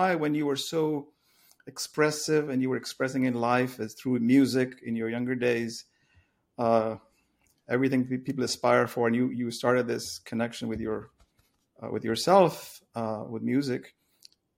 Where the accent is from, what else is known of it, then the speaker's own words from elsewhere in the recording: India; moved away; I grew up in India